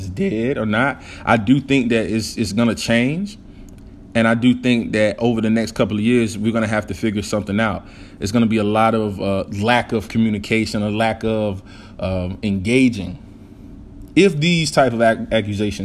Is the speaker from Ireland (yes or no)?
no; the South, United States; I'm from the South, and we're from the country